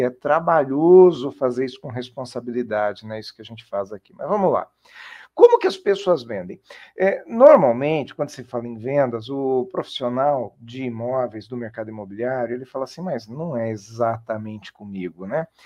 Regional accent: Jundiaí, São Paulo, Brazil; eu sou de Jundiaí

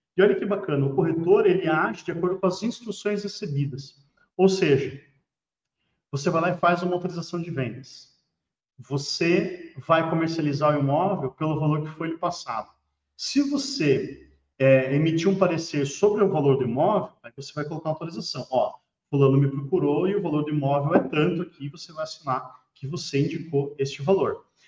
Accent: Paraná, Brazil; eu sou do Paraná

